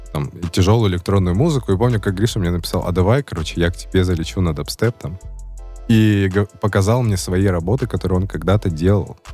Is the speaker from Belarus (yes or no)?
yes; Baranovichi, Brest Region, Belarus; родился в одном городе, где родились э, а, НК и Юник